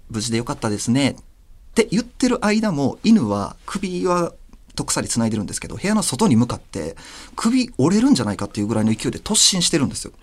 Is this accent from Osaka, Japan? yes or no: yes; Osaka, Japan; 僕があ地元が大阪なんですけれども